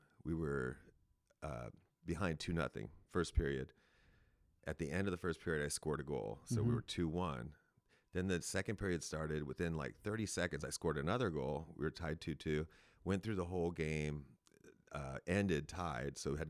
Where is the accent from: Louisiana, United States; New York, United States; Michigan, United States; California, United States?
California, United States; Castro Valley; now in San Francisco, United States; I was born in Castro Valley, so real close by.